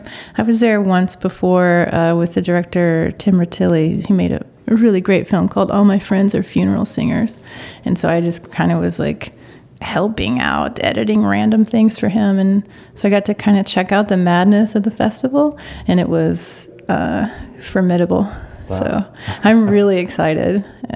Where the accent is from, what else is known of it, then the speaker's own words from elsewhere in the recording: Oklahoma, United States; I'm from Oklahoma